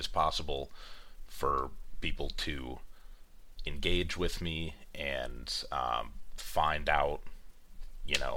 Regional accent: East Bay, California, United States; I grew up in the East Bay. I lived there for almost all of my life, about 10 to 15 minutes away from

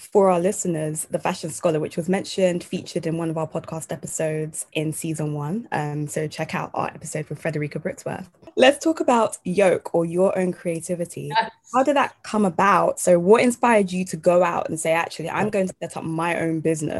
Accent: Ghana; So I'm from Ghana.

